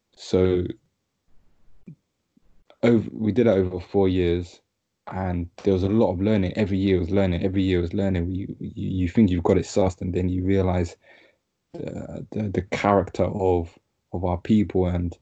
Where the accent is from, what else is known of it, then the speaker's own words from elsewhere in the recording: Ghana; said, yeah, I'm from Ghana.